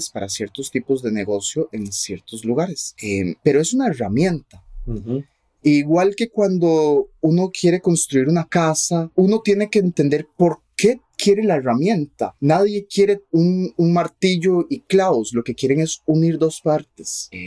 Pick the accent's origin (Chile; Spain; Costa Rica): Costa Rica; Spanish is a second language; Entonces yo fui a una escuela pública en Costa Rica y aprendí por medio del sistema educativo que hay en Costa Rica.